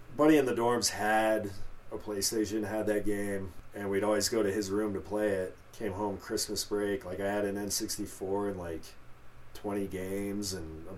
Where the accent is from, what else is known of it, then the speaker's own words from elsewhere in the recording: Aurora, Colorado, United States; also born or lived in Centennial, Colorado; I grew up in Aurora